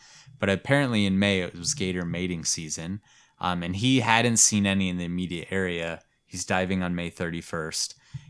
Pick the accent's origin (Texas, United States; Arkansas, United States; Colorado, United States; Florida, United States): Florida, United States; Because I'm like, I'm from Florida, I know what I'm doing.